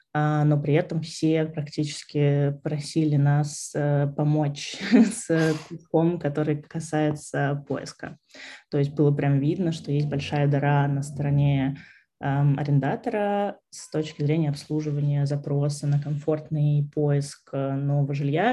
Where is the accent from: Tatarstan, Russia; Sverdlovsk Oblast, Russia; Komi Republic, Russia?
Komi Republic, Russia; Vorkuta; also born or lived in Saint Petersburg / Moscow / Riga; now in London, United Kingdom; я вообще из Воркуты. Потом я переехала в Питер.